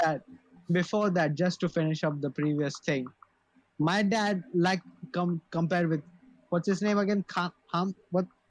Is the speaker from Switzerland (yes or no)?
no; India; I, as an Indian